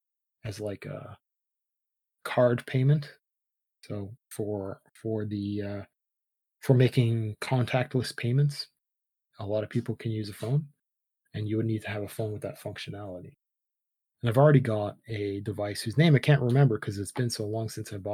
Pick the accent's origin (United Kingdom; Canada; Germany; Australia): Canada; And that's not that we're Canadian, so we're rather different than other places.